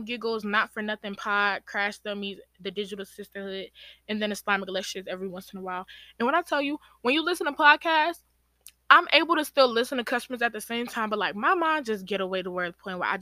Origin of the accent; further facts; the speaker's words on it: Georgia, United States; my parents are from Guinea and Sierra Leone, but I was born in Georgia. So that's where like that aspect of being American come